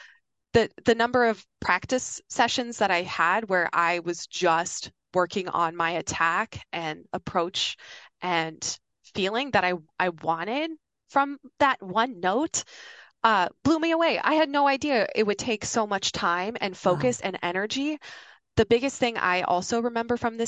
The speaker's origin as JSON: {"language": "English", "town": "Yankton", "region": "South Dakota", "country": "United States", "tie": "born or raised there", "moved": "yes", "said": "My hometown, Yankton, South Dakota"}